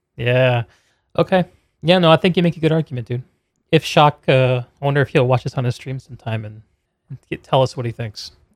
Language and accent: English; Connecticut, United States; moved away; I grew up in Connecticut